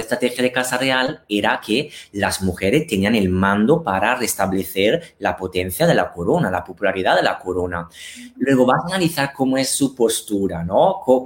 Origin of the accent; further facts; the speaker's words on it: Italy; Spanish is a second language; moved away as an adult; also born or lived in Milan; now in Spain; sobre todo en Italia, o sea, encima en mi país natal